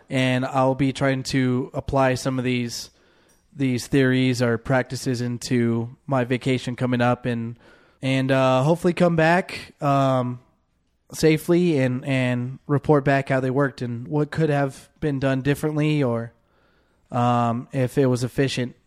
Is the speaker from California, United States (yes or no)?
yes; San Diego, California, United States; growing up in San Diego people always went for the weekend in, into Tijuana